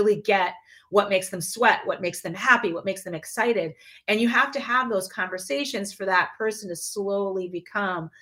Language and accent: English; Midwest, United States; my experience growing up in the Midwest is very different than my best friend's experience.